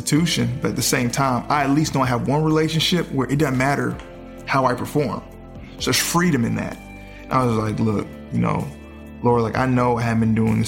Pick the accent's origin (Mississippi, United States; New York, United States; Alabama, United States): Mississippi, United States; I grew up in the South where, you know, Mississippi